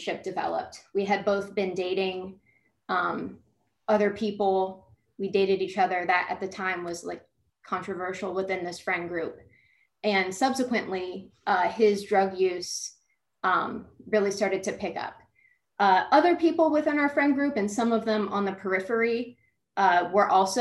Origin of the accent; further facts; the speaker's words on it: Columbus, Ohio, United States; moved away as an adult; now in Florida, United States; I'm from Columbus, Ohio. I'm from a really large family.